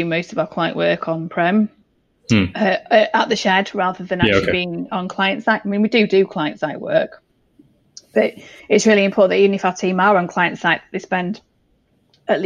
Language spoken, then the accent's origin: English; York, Yorkshire and the Humber, United Kingdom; I was born in York, so I mean, I'm very much a Yorkshire girl